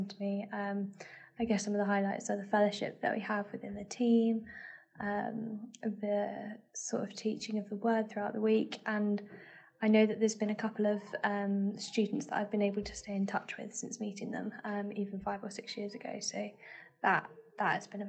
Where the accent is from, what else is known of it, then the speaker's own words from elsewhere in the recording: Surrey, Guildford, Woking area, South East England, United Kingdom; moved away as an adult; now in Bournemouth, United Kingdom; I am originally from sort of Surrey, Guildford, Woking sort of area, but yeah, currently living in Bournemouth